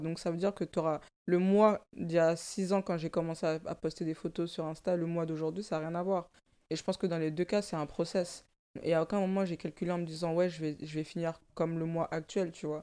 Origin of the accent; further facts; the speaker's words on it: France; also born or lived in Africa; Je suis née en Afrique, j'ai grandi en banlieue